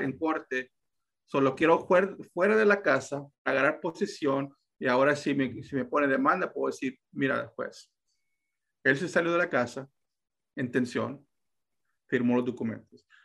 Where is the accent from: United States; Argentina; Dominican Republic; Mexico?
United States; Texas; yo aquí soy de Texas, ah, mm. soy americano, ah, nací aquí, so, si mi español a veces es un poquito así